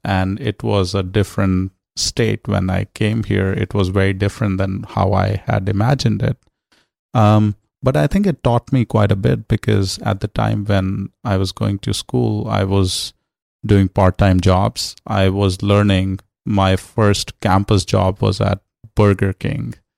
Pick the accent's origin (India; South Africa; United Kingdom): India; New Delhi, Delhi; moved away as an adult; also born or lived in Los Angeles, California; now in United States; growing up in New Delhi